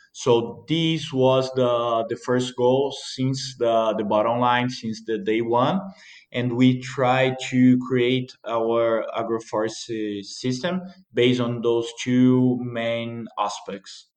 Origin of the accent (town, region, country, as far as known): Mantiqueira de Minas, Minas Gerais, Brazil; born or raised there